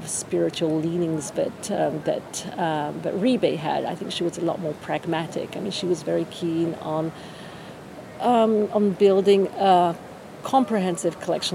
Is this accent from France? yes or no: yes; France; moved away as an adult; also born or lived in England / Florence / New York; now in Venice, Italy; So, I grew up in France, finished school in France, university in England.